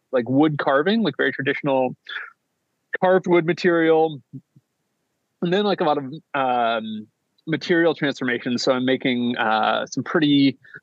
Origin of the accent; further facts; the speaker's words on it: United States; I'm American, we're in America